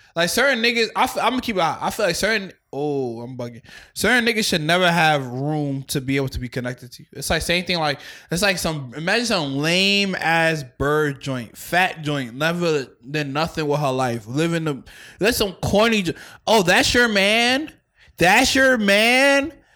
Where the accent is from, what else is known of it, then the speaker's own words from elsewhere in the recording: New York City, New York, United States; I'm from Staten Island